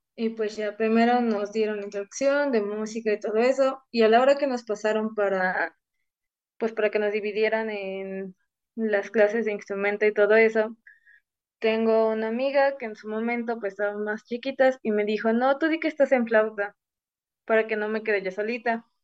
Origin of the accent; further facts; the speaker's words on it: Ciudad Serdán, Puebla, Mexico; moved away as an adult; now in Puebla, Mexico; todo comenzó en mi pueblo, soy de Ciudad Cerdán